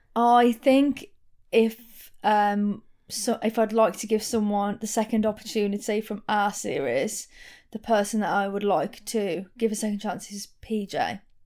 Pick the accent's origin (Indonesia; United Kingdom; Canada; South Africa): United Kingdom; Wolverhampton, West Midlands; accent: Wolverhampton; my Wolverhampton accent